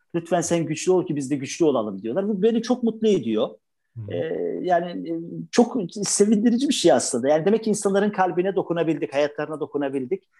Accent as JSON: {"language": "Turkish", "region": "Trabzon", "country": "Turkey"}